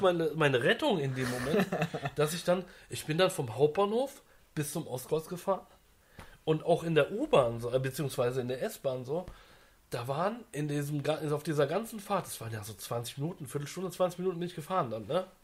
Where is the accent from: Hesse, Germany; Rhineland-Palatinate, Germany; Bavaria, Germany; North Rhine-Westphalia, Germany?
Hesse, Germany; Frankfurt am Main; ich komme ja aus Frankfurt am Main